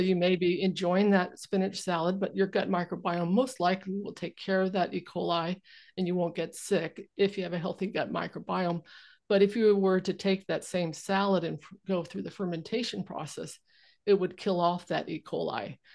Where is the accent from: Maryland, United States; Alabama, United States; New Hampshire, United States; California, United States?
California, United States; now in Vancouver Island, Canada; I grew up in California